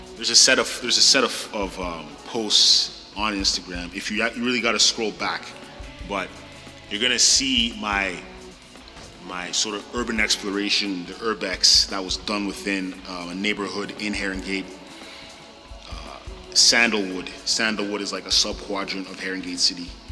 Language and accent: English; Ottawa, Ontario, Canada; moved away as an adult; born and raised in South Ottawa